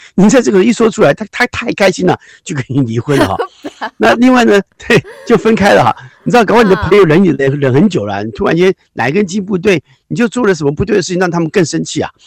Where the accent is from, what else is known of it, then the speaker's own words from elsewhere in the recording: Taiwan; 我们就是台湾人讲老还颠呐